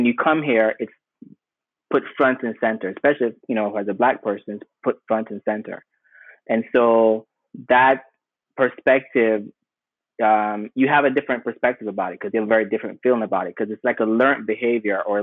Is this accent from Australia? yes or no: no; Jamaica; also born or lived in Sierra Leone; now in United States; I grew up in Jamaica